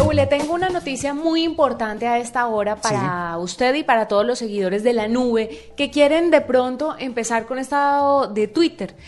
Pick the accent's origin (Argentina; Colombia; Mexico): Colombia; siendo uno colombiano